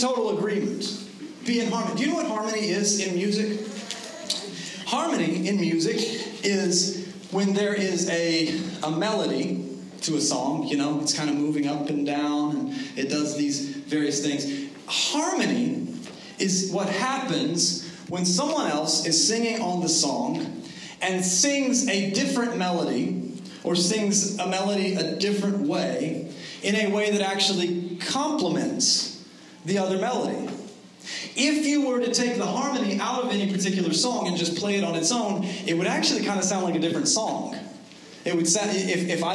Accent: United States

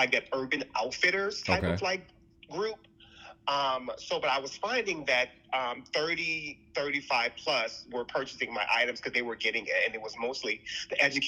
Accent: New Orleans, Louisiana, United States; now in Los Angeles, United States; I'm originally from New Orleans.

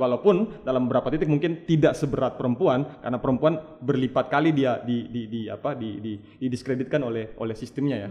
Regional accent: Palu, Central Sulawesi, Indonesia; saya besar di, di, di Palu

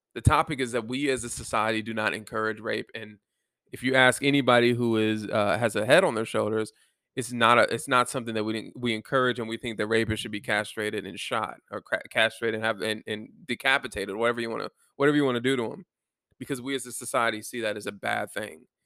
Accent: Germany; moved away; Germany, my home country

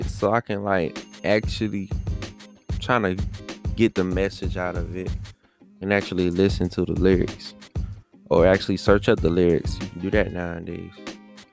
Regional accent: Washington, District of Columbia, United States; Chocolate City, aka my hometown, Washington DC

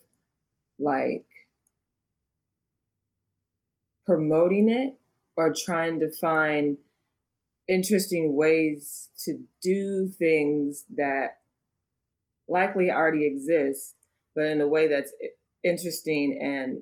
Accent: Oakland, California, United States; growing up, I'm from Oakland. So growing up in Oakland

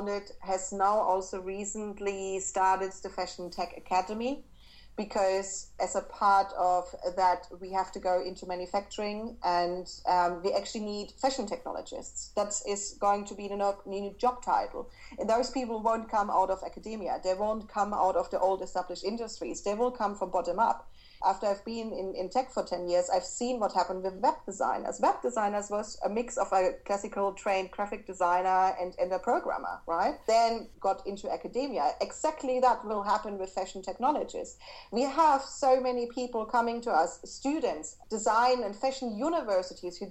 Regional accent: Berlin, Germany; English is a second language; I'm from Berlin

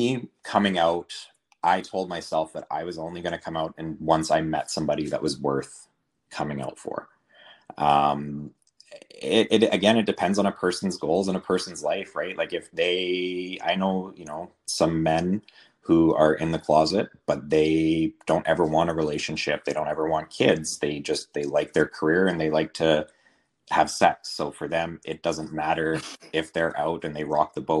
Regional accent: Northern BC, British Columbia, Canada; I was raised in Northern BC in a really small town

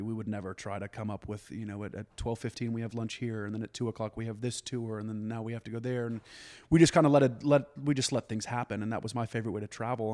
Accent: Dallas, Texas, United States; moved away as an adult; also born or lived in New York; I was born and raised in Dallas.

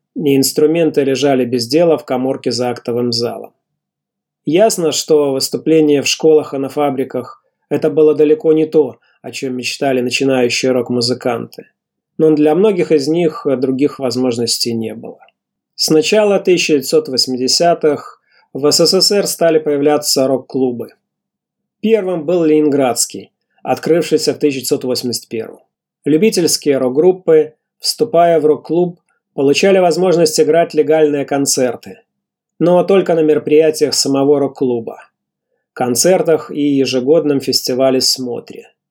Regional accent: Mogilev, Mogilev Region, Belarus; в родном городе Могилеве

